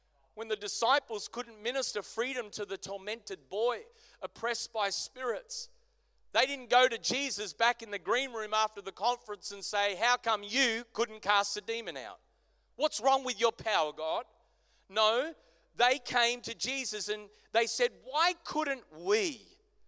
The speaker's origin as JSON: {"language": "English", "country": "Australia", "said": "as an Aussie church"}